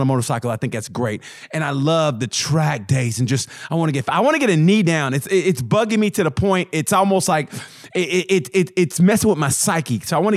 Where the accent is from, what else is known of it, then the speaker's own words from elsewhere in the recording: Oklahoma, United States; I grew up in Oklahoma in 70s, 80s